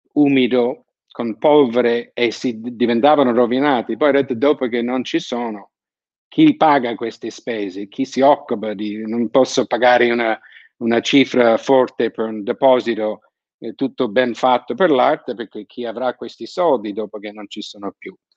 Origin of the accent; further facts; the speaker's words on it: San Francisco, California, United States; moved away; also born or lived in Naples; sono di San Francisco, sono abituato a ai terremoti